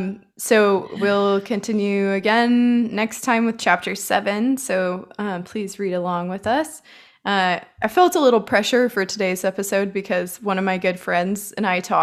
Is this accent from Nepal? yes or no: no; San Diego, California, United States; I'm from San Diego and it snowed for the first time today.